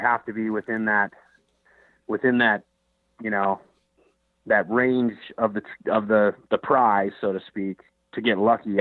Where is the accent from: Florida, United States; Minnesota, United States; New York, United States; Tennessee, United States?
Minnesota, United States; I grew up in the Midwest in uh, in Minnesota, and you know, grew up grouse hunting, duck hunting